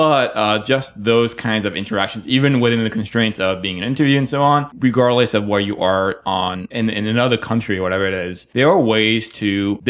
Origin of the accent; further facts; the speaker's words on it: France; accent: French; English is a second language; Nick is going to mock me for my French accent in a second.